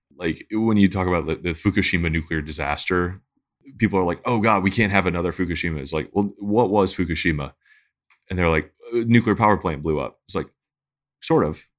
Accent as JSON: {"language": "English", "town": "Detroit", "region": "Michigan", "country": "United States", "tie": "born or raised there", "said": "I grew up in Detroit"}